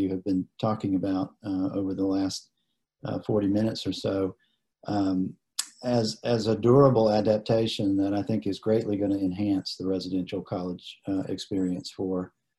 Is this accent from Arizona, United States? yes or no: no; Statesboro, Georgia, United States; I grew up in Statesboro. My father was a professor at Georgia Southern for many years